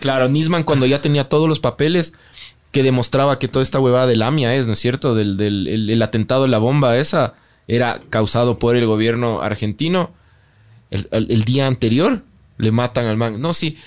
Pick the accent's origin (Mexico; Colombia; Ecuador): Ecuador; Quito, Pichincha; me gusta ser quiteño, me parece del putas vivir en un país tan locamente raro como el Ecuador